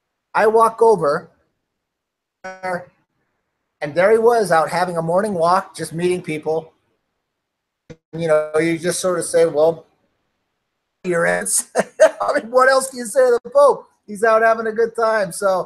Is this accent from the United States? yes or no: no; Norway; born there; I figured I was born in Norway. So I ended up going to school there and skiing with the junior Olympic team